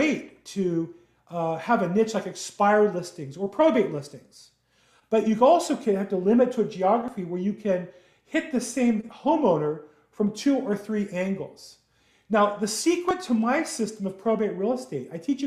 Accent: Los Angeles, California, United States; I grew up in Los Angeles, California

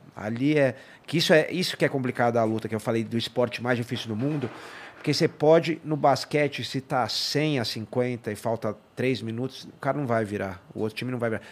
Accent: São Paulo, Brazil; also born or lived in San Diego; cresci em São Paulo

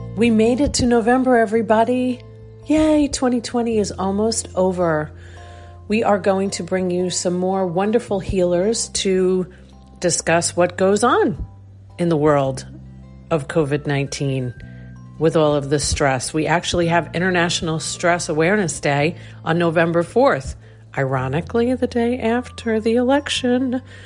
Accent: Long Island, New York, United States; Really spent years and years of our lives growing up in Long Island, New York

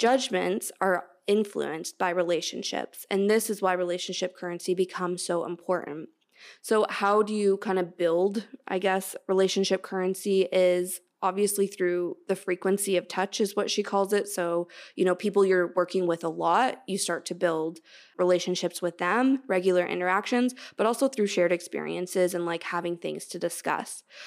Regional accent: Canada; I'm Canadian

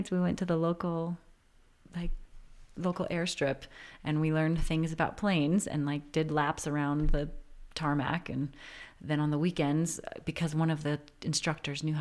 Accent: New Hope, Minnesota, United States; New Hope, uh, it's like suburb northwest, like 10 miles near Plymouth, Crystal, Robbinsdale.

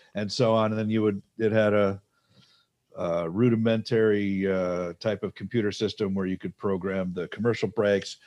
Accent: Detroit, Michigan, United States; I grew up in Detroit.

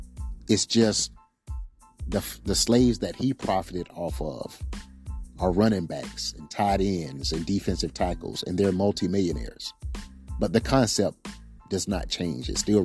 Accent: Darlington, South Carolina, United States; I didn't grow up rich. I didn't grow up with a silver spoon. I know what it's like to come from a small town in Darlington, South Carolina.

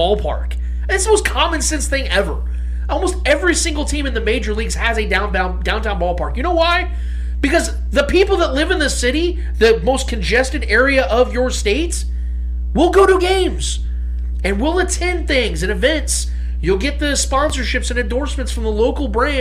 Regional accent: Kansas City, Missouri, United States; I'm from Kansas City. I've lived here my entire life

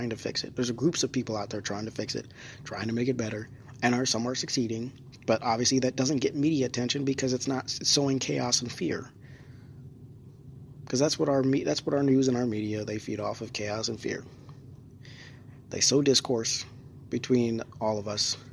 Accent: United States

